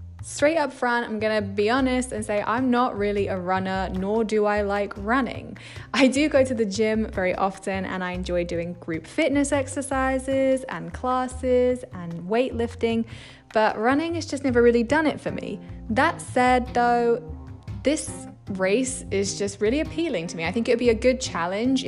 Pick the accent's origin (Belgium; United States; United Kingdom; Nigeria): United Kingdom; England; I'm from England